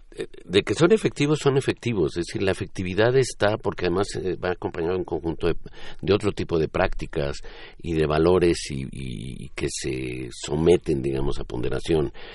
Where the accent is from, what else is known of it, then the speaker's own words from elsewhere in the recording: Mexico; solo somos mexicanos